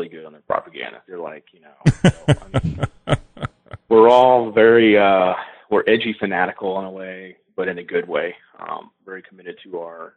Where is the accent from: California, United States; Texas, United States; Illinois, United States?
Texas, United States; moved away as an adult; also born or lived in Pearland, Texas; now in Moore County, North Carolina, United States; I'm from Texas